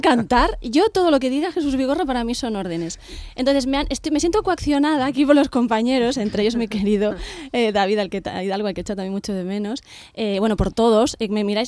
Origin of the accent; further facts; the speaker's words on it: Seville, Andalusia, Spain; yo soy del barrio de, Amate, de Sevilla